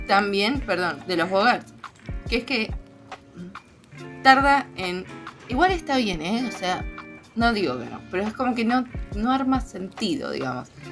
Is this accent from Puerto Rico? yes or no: no; Argentina; somos argentinas nosotros